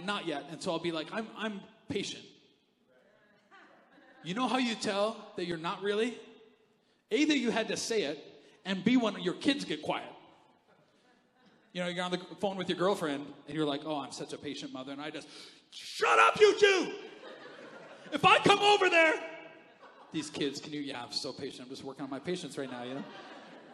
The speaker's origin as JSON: {"language": "English", "country": "Canada", "said": "I'm Canadian. We need furnaces"}